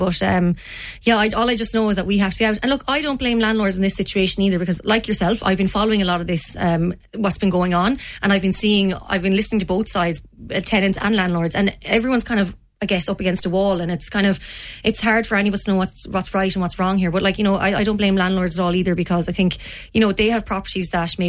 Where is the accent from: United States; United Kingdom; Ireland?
Ireland; Ardrahan, Connacht; also born or lived in Dublin; We came originally from Dublin to Spittal and then on to Ardrahan, which is in South Galway. And I moved into that house in Ardrahan when I was 10, and I left at 17 to come to the University of Limerick.